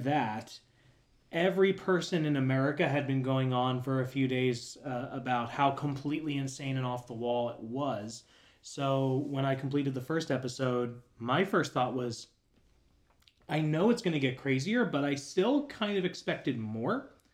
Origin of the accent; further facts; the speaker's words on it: Florida, United States; moved away as an adult; now in Tennessee, United States; growing up in Florida